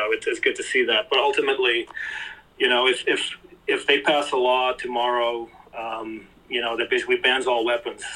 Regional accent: Canada; now in Mexico; in Canada, you know, I'm Canadian. I actually live in Mexico now

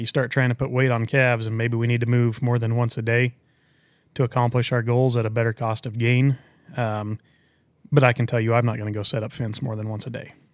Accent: Culbertson, Nebraska, United States; I'm from Culbertson, Nebraska, southwest corner of Nebraska, um, Hitchcock County

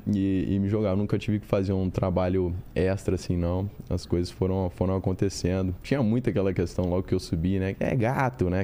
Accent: Ribeirão Preto, São Paulo, Brazil; also born or lived in Europe; now in Rio de Janeiro, Brazil; Eu nasci em Ribeirão Preto

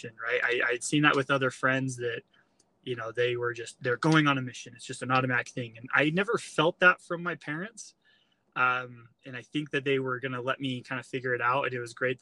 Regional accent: Utah, United States; I grew up here in Utah

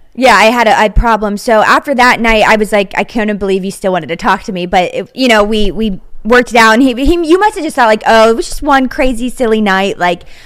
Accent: Wintersville, Ohio, United States; now in Pittsburgh, United States; I actually grew up in Wintersville, Ohio, which is like the village inside of Steubenville

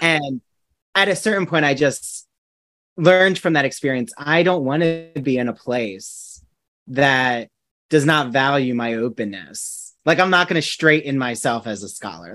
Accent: New Jersey, United States; now in Long Island, United States; I'm from New Jersey originally

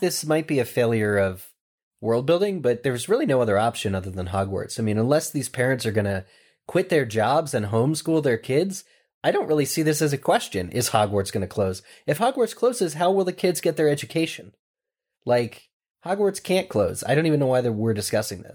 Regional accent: Pennsylvania, United States; Pennsylvania, my home state

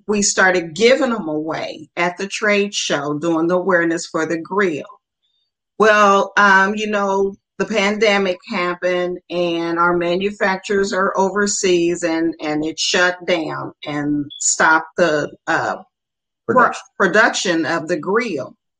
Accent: Muncie, Indiana, United States; we were raised in Muncie, Indiana

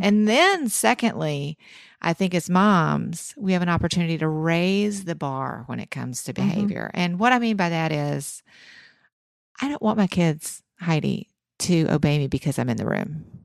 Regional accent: the South, United States; I'm from the South

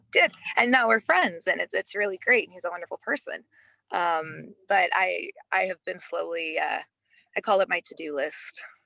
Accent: Midwest, United States; I grew up in the Midwest where attitude is very, very different.

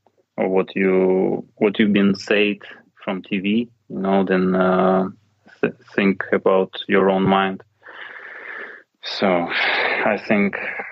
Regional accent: Kyiv, Ukraine; English is a second language; So it's my father and mother from Kyiv. I'm from Kyiv.

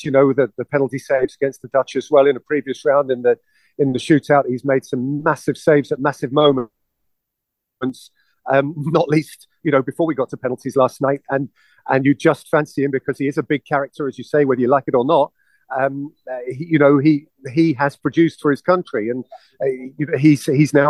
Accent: England, United Kingdom; my perspective as an Englishman

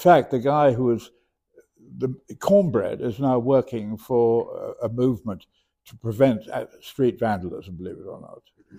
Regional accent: New York, United States; I'm a New Yorker.

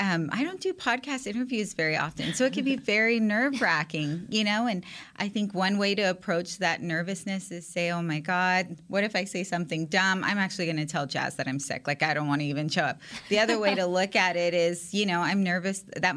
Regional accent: San Antonio, Texas, United States; So I'm from San Antonio, Texas, which is huge Cowboys country.

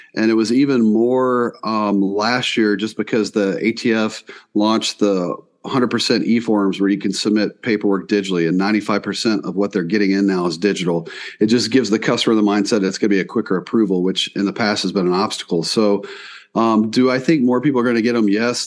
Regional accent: East Coast, Southeast, United States; moved away as an adult; now in South Dakota, United States; I grew up on the East Coast, uh, Southeast

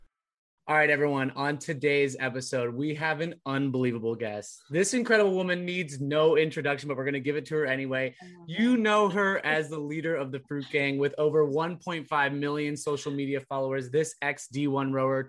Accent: Orange County, California, United States; moved away as an adult; also born or lived in Providence / Woburn; now in Somerville, United States; I loved my hometown, don't get me wrong, I loved growing up in Orange County

